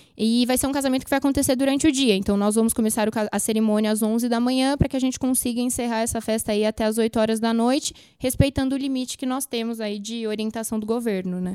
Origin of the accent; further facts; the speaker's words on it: Brazil; como bons brasileiros